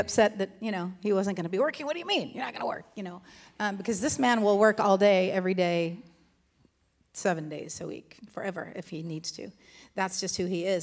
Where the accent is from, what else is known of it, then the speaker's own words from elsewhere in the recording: Southern California, United States; moved away as an adult; now in Virginia, United States; born and raised in Southern California